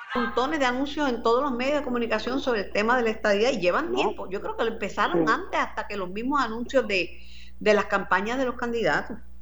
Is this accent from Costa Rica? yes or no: no; Mayagüez, Puerto Rico; como decimos en Mayagüez